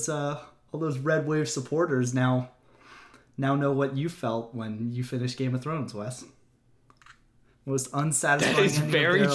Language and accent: English; Hagerstown, Maryland, United States; Well, as I am from Hagerstown.